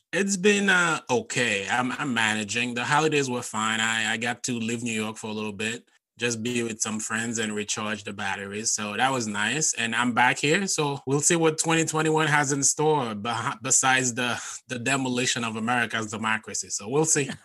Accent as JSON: {"language": "English", "country": "Haiti", "tie": "born or raised there", "second_language": "English", "moved": "as an adult", "lives_now": "United States", "said": "I grew up in Haiti and growing up in my culture, we did not have stand up comedy. So I moved to the US in 2008 for college"}